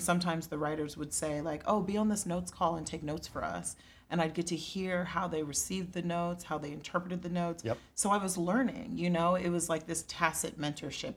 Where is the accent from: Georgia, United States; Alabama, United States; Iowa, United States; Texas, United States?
Texas, United States; Plano; I'm Nigerian, and even though I was raised in Texas